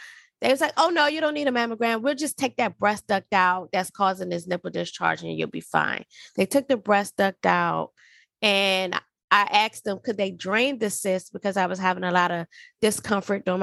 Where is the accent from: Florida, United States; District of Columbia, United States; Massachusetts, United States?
District of Columbia, United States; Washington; moved away as an adult; also born or lived in Alaska / Georgia; I'm originally from Washington, D.C.